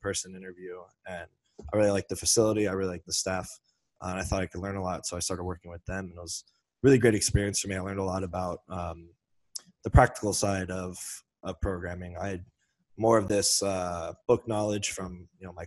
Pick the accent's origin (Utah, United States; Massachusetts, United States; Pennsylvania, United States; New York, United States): Pennsylvania, United States; Philadelphia; I am originally from the Philadelphia area